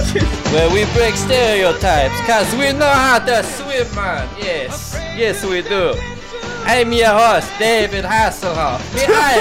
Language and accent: English; Jamaica; I'm from Jamaica, man.